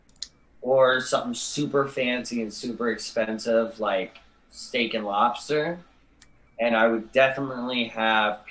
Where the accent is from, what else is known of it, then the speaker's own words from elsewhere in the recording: New York, United States; moved away as an adult; also born or lived in New Jersey; I'm originally from New York and I moved down here several years later